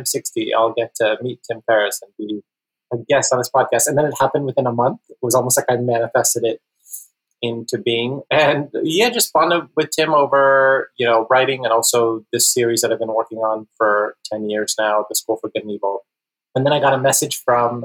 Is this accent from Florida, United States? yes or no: yes; Florida, United States; growing up in Florida was I wasn't really suited for it because, you know, I grew up on an island where I was like the only Indian person.